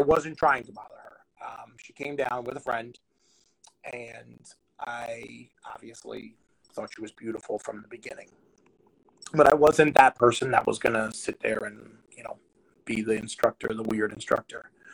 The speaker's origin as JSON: {"language": "English", "region": "New Jersey", "country": "United States", "tie": "born or raised there", "said": "I grew up in New Jersey"}